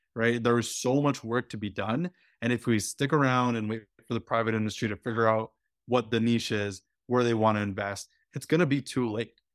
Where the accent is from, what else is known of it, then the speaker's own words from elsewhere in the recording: Alberta, Canada; also born or lived in Quebec; I, I grew up in Alberta. My family moved to Alberta from, from Quebec when, uh, I was nine